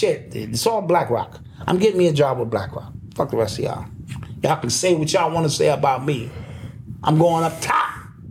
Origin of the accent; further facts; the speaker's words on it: Cuba; Okay, so I come from Cuba.